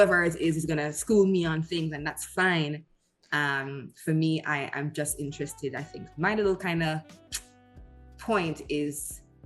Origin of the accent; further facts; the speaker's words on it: Jamaica; also born or lived in United Kingdom; I'm Jamaican